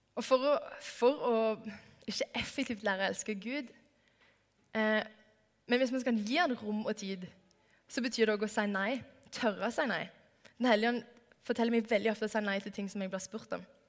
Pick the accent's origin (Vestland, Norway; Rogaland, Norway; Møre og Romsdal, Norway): Rogaland, Norway; Stavanger; moved away; Jeg har hatt en sommerjobb i åtte år hjemme i Stavanger